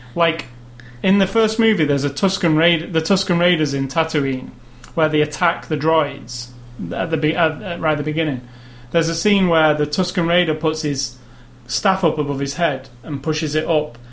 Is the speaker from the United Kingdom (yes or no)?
yes; United Kingdom; I'm British